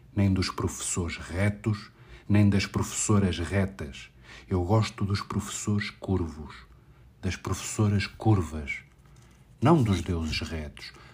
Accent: Lisbon, Portugal; sou de Lisboa

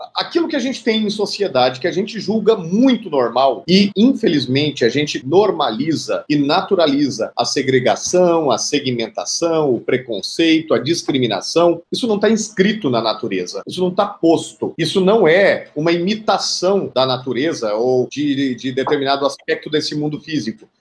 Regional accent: Brazil; also born or lived in Cuiabá, Mato Grosso; como cidadãos, como brasileiros e brasileiras

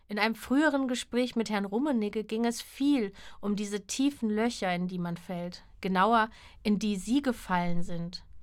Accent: North Rhine-Westphalia, Germany; Aufgewachsen sind wir beide in NRW, er in Köln im Fußballverein und ich im Ruhrgebiet mit Gameboy-Spielen.

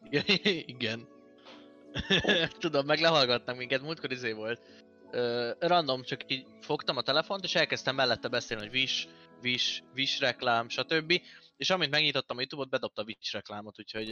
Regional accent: Hungary; nekünk, a magyaroknak

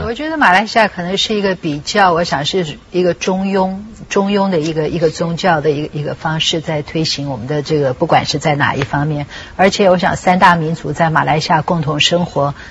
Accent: Taiwan; 因为我自己在台湾长大，我们还是比较少这样子

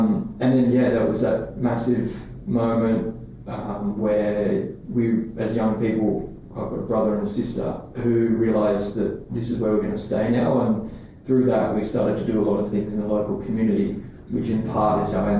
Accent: Australia; I grew up all around Australia because both my mum and dad were in the army, and so part of that job means that you're getting posted around

